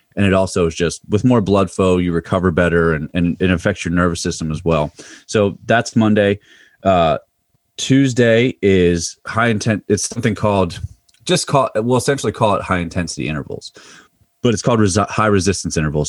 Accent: Mifflin County, Pennsylvania, United States; moved away as an adult; now in Loudoun County, Virginia, United States; grew up about a half an hour south of State College, uh, in Mifflin County, Pennsylvania.

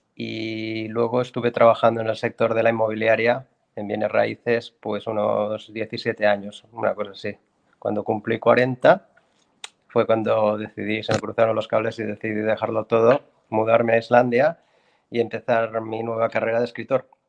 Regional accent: Barcelona, Catalonia, Spain; moved away as an adult; now in Iceland; yo eh, soy español, catalán, nací en Barcelona, Barcelona ciudad

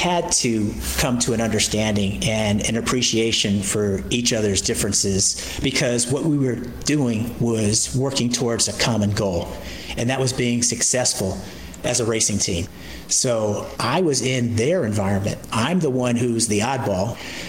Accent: California, United States; I came from the West Coast, the Bay Area specifically, to come to the Southeast, to the Bible Belt

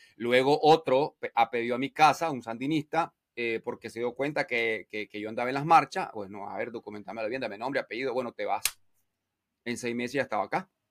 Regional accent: Nicaragua; en mi barrio y en mi pueblo, una ciudad de 50 mil habitantes

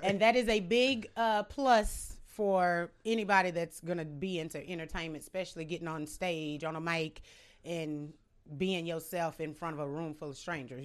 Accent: Sterlington, Louisiana, United States; also born or lived in Monroe, Louisiana

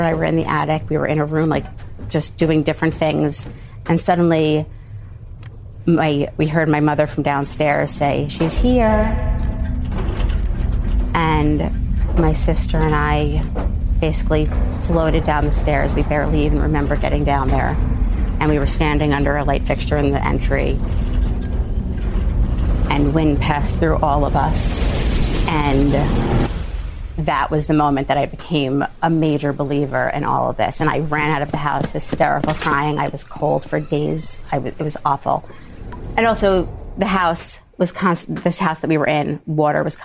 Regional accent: New York City, New York, United States; I'm from Rockaway in Queens

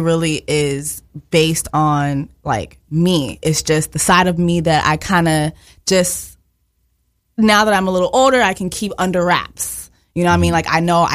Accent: Miami, Florida, United States; English is a second language; moved away as an adult; also born or lived in Montreal, Canada; now in New York, United States; I was born in Montreal, Canada, but I was raised in Miami

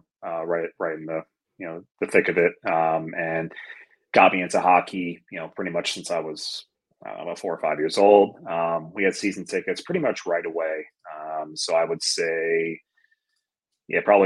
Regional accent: Fort Salonga, New York, United States; also born or lived in Valley Stream, New York; now in Raleigh, United States; And then we were in Fort Salonga, like Smithtown area, until we moved.

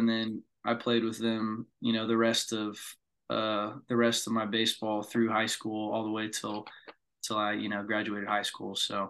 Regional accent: College Station, Texas, United States; Born and raised in College Station, Texas.

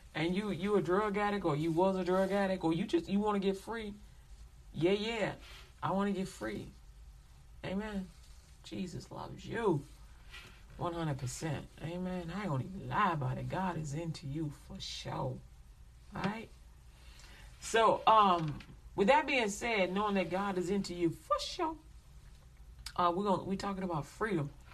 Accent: United States; I'm American

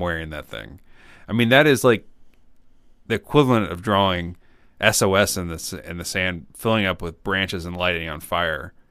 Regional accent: Champaign, Illinois, United States; I grew up in Champaign, Illinois

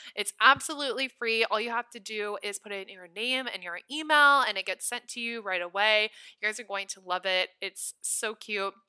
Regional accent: Nebraska, United States; now in Los Angeles, United States; I'm from Nebraska

